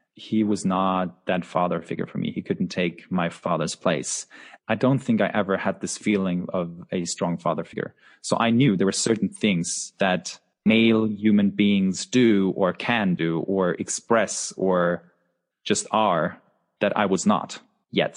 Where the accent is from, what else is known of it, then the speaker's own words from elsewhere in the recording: Husum, Schleswig-Holstein, Germany; I was born in the northernmost part of Germany, a town called Husum